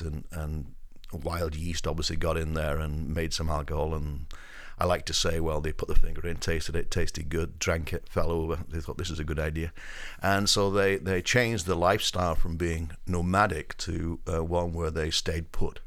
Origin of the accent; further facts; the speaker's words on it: Up Holland, North West England, United Kingdom; now in United States; I grew up in the northwest of England, um, a village, uh, that is between Manchester and Liverpool, a village called Up Holland.